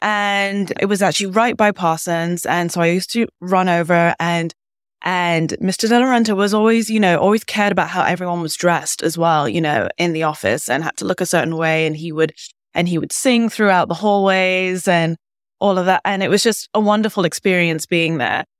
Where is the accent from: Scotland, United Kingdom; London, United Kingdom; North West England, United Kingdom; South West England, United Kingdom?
London, United Kingdom; moved away as an adult; now in New York, United States; I grew up in London and went to boarding school in the U K, and then I came to the States for university.